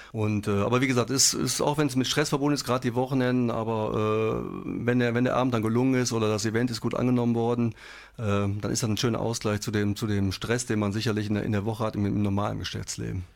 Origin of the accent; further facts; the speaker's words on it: Wesel, North Rhine-Westphalia, Germany; Wir kommen aus Wesel ursprünglich, gebürtig.